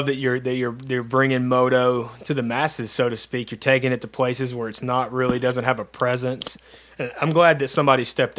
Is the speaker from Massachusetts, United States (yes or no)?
no; Texas, United States; we're all from Texas